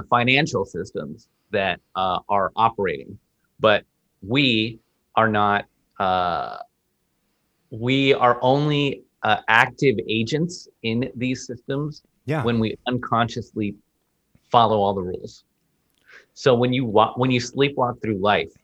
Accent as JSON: {"language": "English", "town": "Washington", "region": "District of Columbia", "country": "United States", "tie": "born or raised there", "first_language": "Spanish", "second_language": "English", "said": "I was raised in Washington, and I grew up in the city proper."}